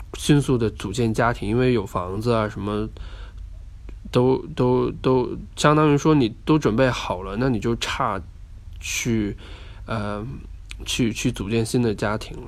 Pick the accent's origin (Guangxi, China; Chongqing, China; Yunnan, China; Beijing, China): Guangxi, China; moved away; 我今天在呃我的老家广西那录音，是昨天晚上非常晚的时间到的